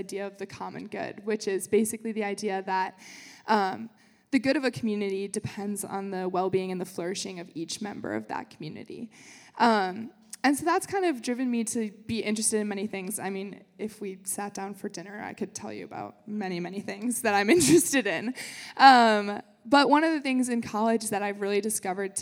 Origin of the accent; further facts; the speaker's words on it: Wheaton, Illinois, United States; moved away as an adult; now in South Bend, United States; I'm from Wheaton, Illinois, which is a suburb of Chicago. Some of you may have heard of it because of Wheaton College. So that's where I grew up my whole life